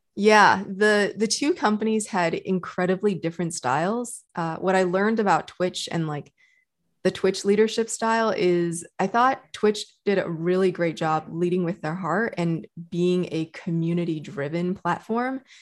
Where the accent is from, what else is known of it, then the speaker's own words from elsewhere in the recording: Texas, United States; moved away as an adult; also born or lived in China / Canada / New York; now in California, United States; So for most of my adult life, I grew up in Texas